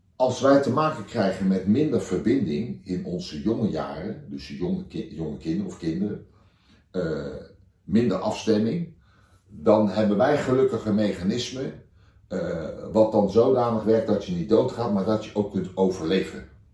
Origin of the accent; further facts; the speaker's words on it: The Hague, South Holland, Netherlands; ik kom uit Den Haag.